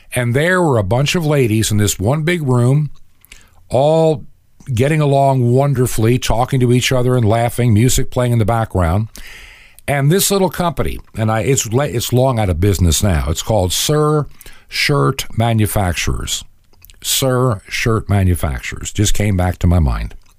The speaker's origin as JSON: {"language": "English", "area": "Long Island", "region": "New York", "country": "United States", "tie": "born or raised there", "also_born_or_lived": "Brooklyn, New York City", "said": "I was born actually technically in New York City in Brooklyn. But all of my growing up memories begin in a little town in Long Island"}